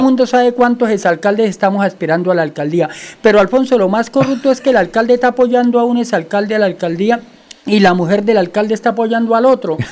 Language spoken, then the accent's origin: Spanish; Santander, Colombia; also born or lived in Lebrija; nosotros representamos una estirpe que es la estirpe de los santanderianos